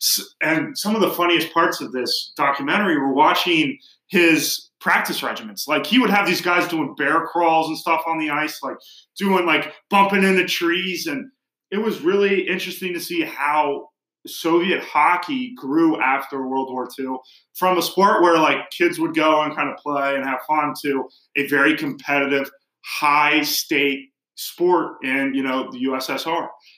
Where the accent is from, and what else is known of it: United States